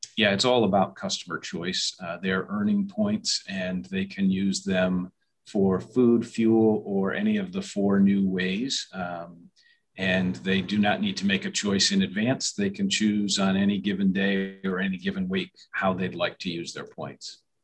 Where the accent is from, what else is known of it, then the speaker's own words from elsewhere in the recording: New Hampshire, United States; moved away as an adult; now in upstate New York, United States; I am from New Hampshire originally